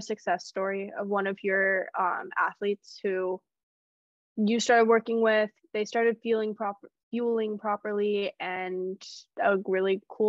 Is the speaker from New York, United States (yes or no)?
no; California, United States; I grew up in California